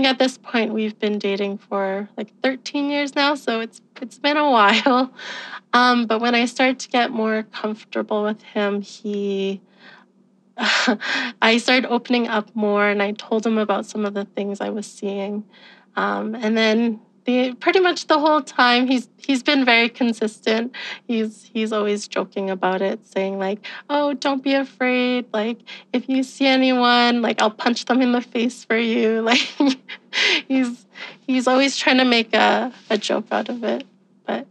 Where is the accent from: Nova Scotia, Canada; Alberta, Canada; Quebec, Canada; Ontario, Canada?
Alberta, Canada; I'm from Alberta, Canada